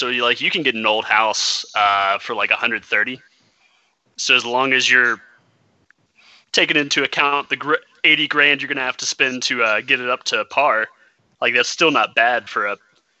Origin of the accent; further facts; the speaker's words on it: Memphis, Tennessee, United States; moved away as an adult; now in Twin Falls, United States; we grew up in Memphis, so we're used to a bigger city.